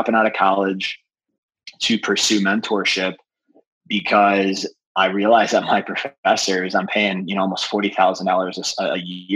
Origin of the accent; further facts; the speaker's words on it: North Chicago, Illinois, United States; moved away as an adult; also born or lived in Goodyear, Arizona; now in San Diego, United States; I grew up in North Chicago, about 45 minutes north of the city